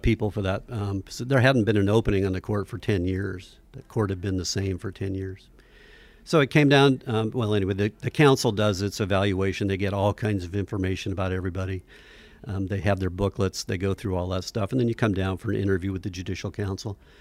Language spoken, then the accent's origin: English; Fairbanks, Alaska, United States; I grew up in Fairbanks when it was maybe a 15,000 person town